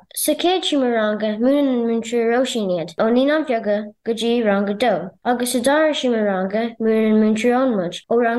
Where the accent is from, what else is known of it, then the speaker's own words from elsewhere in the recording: Inishmaan, Connacht, Ireland; I'm from Inishman. Inishmeon is one of the three Aran Islands.